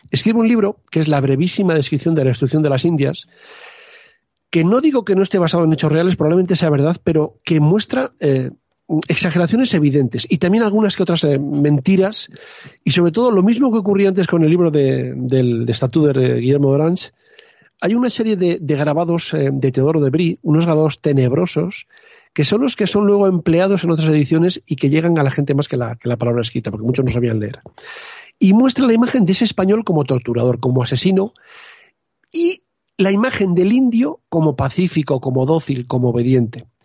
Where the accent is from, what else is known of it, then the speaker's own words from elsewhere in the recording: Spain; me, toca un poco a la fibra como español y como historiador.